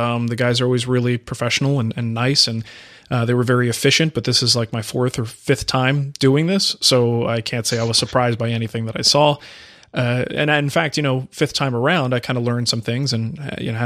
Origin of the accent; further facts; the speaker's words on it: New Jersey, United States; also born or lived in West Coast; now in Arizona, United States; I grew up in New Jersey.